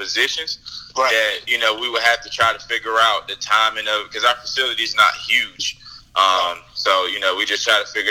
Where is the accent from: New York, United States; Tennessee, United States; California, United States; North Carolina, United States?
North Carolina, United States; Wilson; I am from Wilson, North Carolina originally